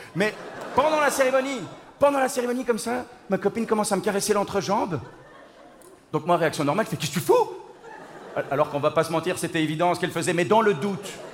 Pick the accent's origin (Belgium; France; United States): Belgium; je viens de Belgique. Je viens de Belgique